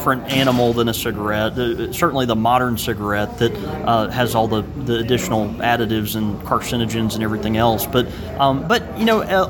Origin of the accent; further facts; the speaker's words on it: Mississippi, United States; I'm from Mississippi